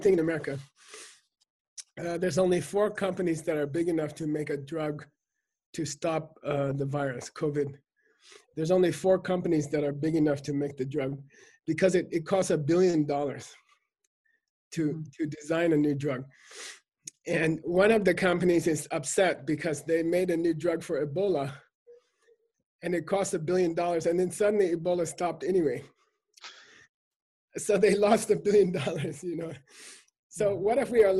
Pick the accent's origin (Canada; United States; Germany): Germany; my family, we grew up eating meat because we come from Germany